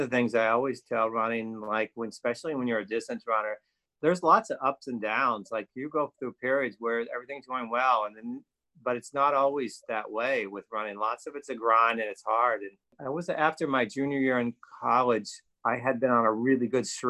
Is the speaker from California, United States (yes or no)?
no; West Virginia, United States; moved away; I grew up in West Virginia.